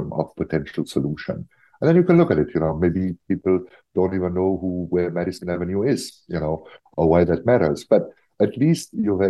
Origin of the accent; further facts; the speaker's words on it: Germany; I'm from Germany